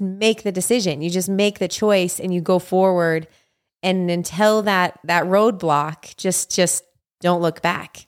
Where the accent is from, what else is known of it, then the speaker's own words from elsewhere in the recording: Utah, United States; moved away as an adult; now in Hawaii, United States; live, you know, in my hometown with my family and raising kids